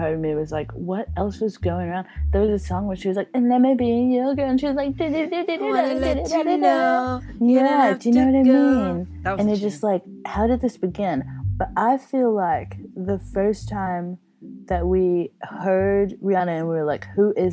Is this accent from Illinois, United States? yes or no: no; Houston, Texas, United States; I'm from Houston, Texas. … land.